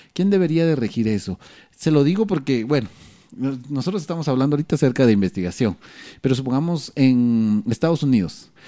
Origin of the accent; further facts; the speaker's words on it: Guatemala; lo que como guatemaltecos no entendemos